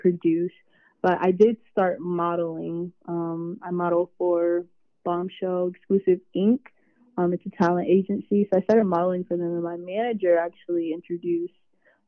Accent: Virginia, United States; I am from Virginia

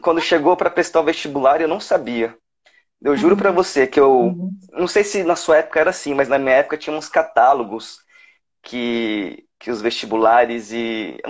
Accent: São Paulo, Brazil; moved away as an adult; now in Brasília, Brazil; eu sou natural de São Paulo, só que eu já moro aqui em Brasília desde 2012

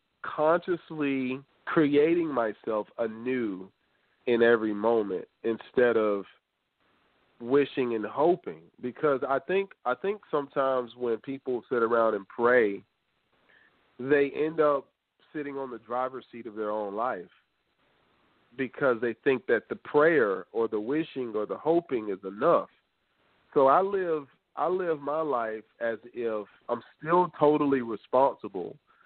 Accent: the South, United States; I'm from the South

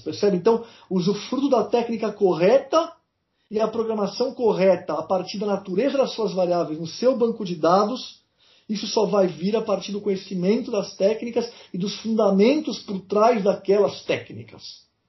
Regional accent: Brazil; eu sou brasileiro

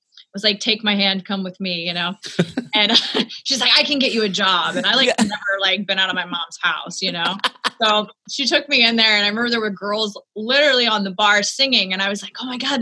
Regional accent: New Orleans, Louisiana, United States; moved away as an adult; also born or lived in Ponchatoula, Louisiana; now in Nashville, United States; I grew up in New Orleans, born and raised. We moved to like this small town called Ponchatoula when I was like in second grade. So I kind of split time between the two places

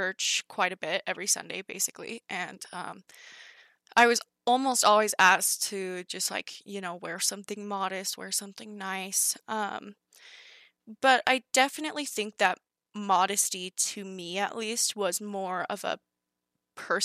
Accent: California, United States; when I was in first and second grade, I was growing up in California

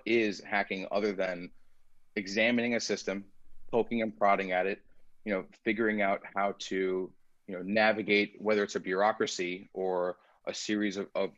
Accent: United States; first language Persian; English is a second language; I am first generation American.

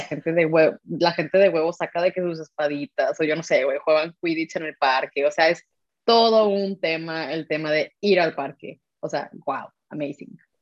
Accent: Mexico; now in Germany; Somos dos mexicanas viviendo yo en Alemania

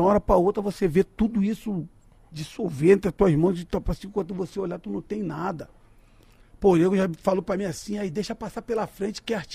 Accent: Duque de Caxias, Rio de Janeiro, Brazil; now in Rio de Janeiro, Brazil; eu sou nascido e criado em Duque de Caxias. Lá no, lá no São Jorge. Então eu tenho amigos lá até hoje. Mas eu moro em Bangu

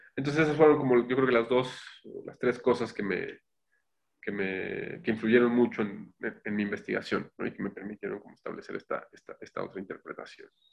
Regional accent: Mexico; also born or lived in Spain; me voy a regresar a México, ¿no? Pues ya me regresé.

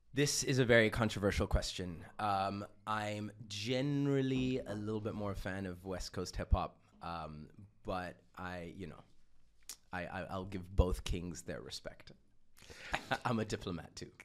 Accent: Austria; also born or lived in Uganda; I was born and I grew up in Austria

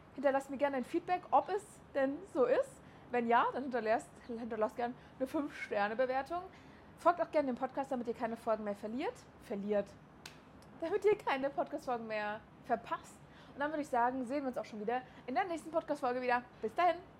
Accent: Berlin, Germany; moved away as an adult; also born or lived in Chemnitz; now in Dubai, United Arab Emirates; ich bin aus Berlin

